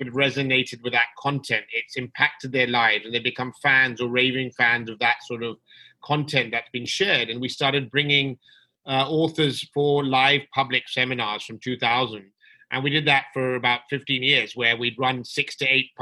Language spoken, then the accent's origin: English; London, United Kingdom; moved away as an adult; also born or lived in Dubai, United Arab Emirates; now in Mumbai, India; I was born and brought up in London, UK, where I lived for 20 years before moving to Dubai